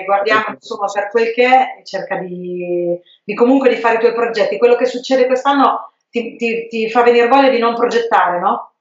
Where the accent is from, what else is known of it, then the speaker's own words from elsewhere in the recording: Fossombrone, Marche, Italy; io sono di Fossombrone